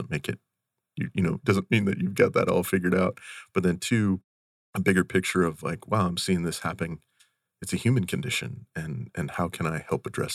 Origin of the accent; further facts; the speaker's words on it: Western Montana, United States; as a kid, growing up in Western Montana